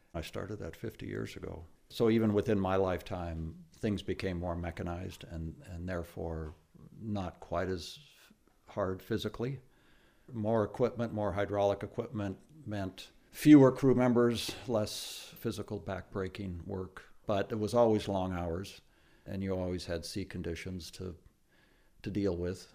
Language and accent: English; Tacoma, Washington, United States; my hometown, Tacoma, Washington.